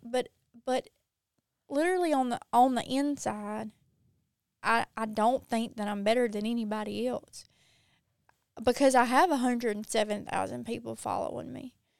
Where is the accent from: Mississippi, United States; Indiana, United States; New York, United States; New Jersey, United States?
Mississippi, United States; accent: Mississippi accent; I'm from Mississippi